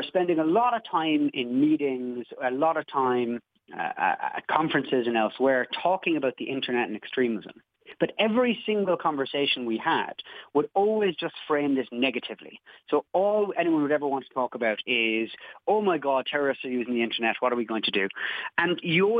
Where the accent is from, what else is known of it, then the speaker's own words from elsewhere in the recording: Cobh, Munster, Ireland; I'm from Cove down in County Cork